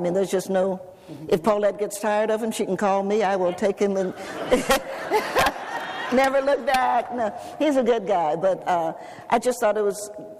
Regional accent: Knoxville, Tennessee, United States; I grew up in the age of segregation. And where I grew up in Knoxville, Tennessee, when I lived with my grandparents

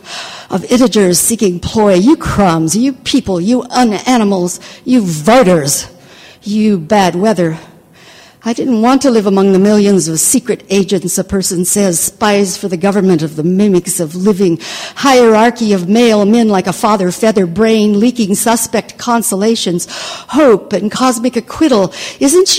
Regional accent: Needles, California, United States; now in Paris, France; my hometown of Needles, California

